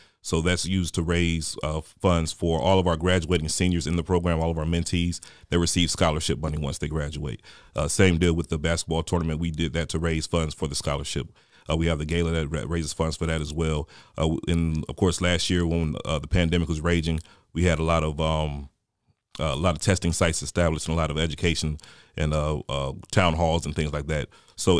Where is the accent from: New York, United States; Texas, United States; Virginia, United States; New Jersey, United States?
Virginia, United States; Newport News; now in Augusta, United States; I'm originally from Newport News, Virginia. So I'm a transplant to the Augusta area.